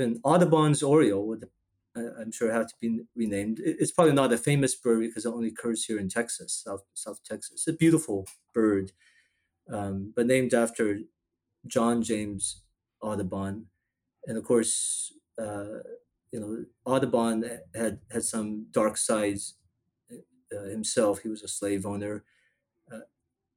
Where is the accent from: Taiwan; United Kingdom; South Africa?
Taiwan; now in Houston, United States; I was born in Taiwan.